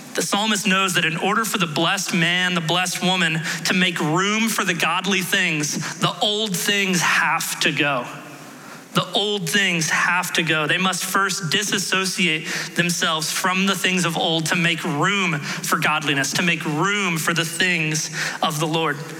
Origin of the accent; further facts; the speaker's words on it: Houston, Texas, United States; I grew up in Houston